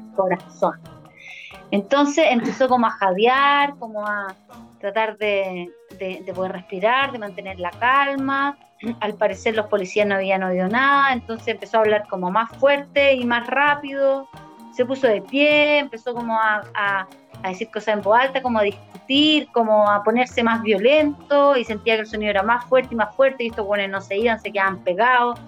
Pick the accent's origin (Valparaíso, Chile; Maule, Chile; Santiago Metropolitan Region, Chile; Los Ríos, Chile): Maule, Chile; near Molina; cercano a mi tierra